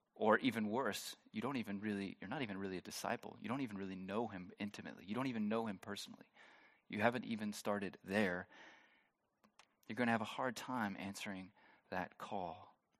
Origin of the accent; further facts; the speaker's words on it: United States; moved away as an adult; now in Germany; I'm not originally from Germany. If you are new here, you are, might be surprised by that, by my, no, it's obvious. I'm from, I'm from the States